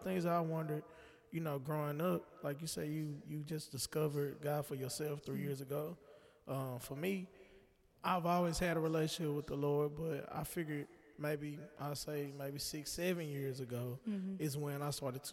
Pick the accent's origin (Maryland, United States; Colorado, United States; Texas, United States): Texas, United States; Dallas; also born or lived in Denton, Texas; get out of college and come back to Dallas, and I came from Denton, so I wasn't too far. But coming back home